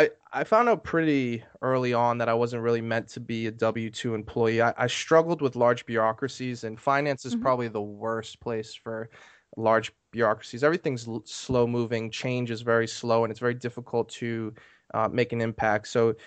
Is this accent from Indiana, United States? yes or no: no; Maine, United States; moved away as an adult; now in Maryland, United States; I'm from Maine originally, but I moved to Maryland for college.